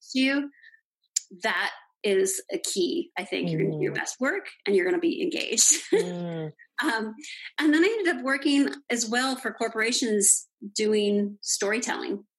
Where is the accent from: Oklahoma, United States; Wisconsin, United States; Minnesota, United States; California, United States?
California, United States; Los Angeles; I grew up in Los Angeles